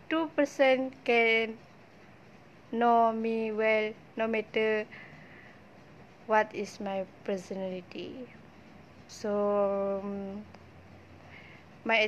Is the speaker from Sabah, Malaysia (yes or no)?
no; Sarawak, Malaysia; moved away as an adult; now in Perak, Malaysia; I'm from Sarawak